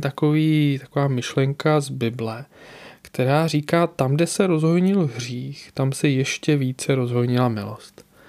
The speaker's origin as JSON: {"language": "Czech", "country": "Czechia", "said": "u nás v Čechách"}